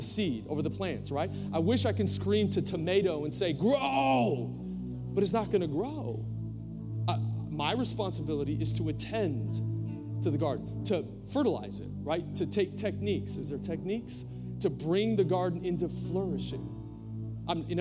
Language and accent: English; Portland, United States; moved away; I was born in Portland, and I took her to this house that I grew up